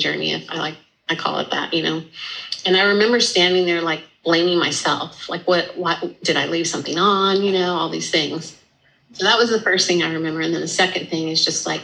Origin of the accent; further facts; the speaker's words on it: El Paso, Texas, United States; moved away as an adult; also born or lived in Dallas, Texas / Austin, Texas / Cambridge; So I was living in Dallas till I was about 10. And then we moved to El Paso, Texas. And I lived there through high school.